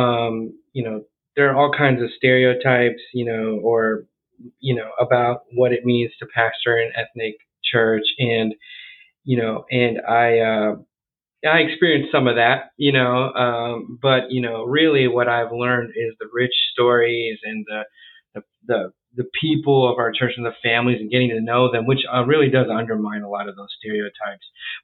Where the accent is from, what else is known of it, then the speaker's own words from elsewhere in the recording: United States; born there; So I was born here in the United States.